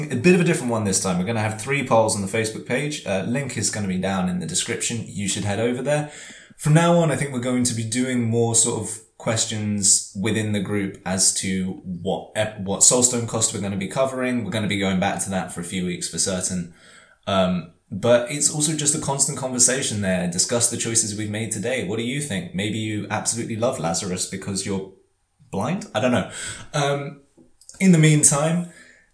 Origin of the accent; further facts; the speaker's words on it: London, United Kingdom; growing up in Camden, which is really is one of like the certainly was one of the punk capitals of London.